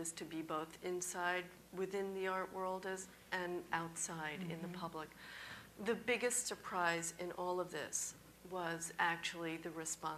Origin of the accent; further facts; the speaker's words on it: New York, United States; being a New Yorker living here